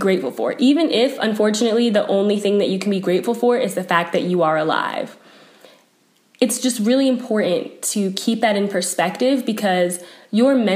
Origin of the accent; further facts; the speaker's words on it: South Carolina, United States; now in Boulder, United States; I was from South Carolina and I didn't really have that many winter clothes